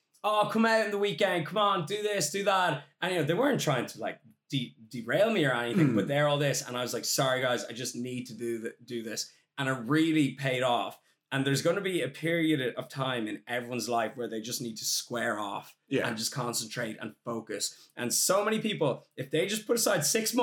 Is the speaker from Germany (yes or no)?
no; Ireland; as an Irishman, there's a huge drinking culture in Ireland